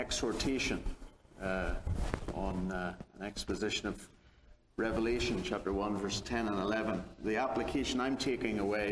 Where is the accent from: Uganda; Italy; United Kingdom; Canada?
United Kingdom; Belfast, Northern Ireland; I'm from Belfast, Northern Ireland, so hence the accent.